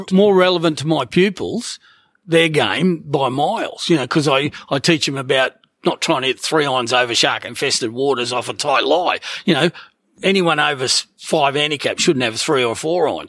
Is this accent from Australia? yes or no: yes; Gold Coast, Queensland, Australia; Gold Coast. it's still my hometown